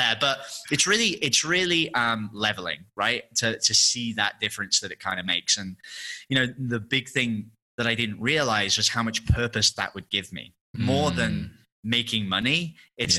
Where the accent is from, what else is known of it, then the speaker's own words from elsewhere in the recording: England, United Kingdom; moved away as an adult; obviously I'm English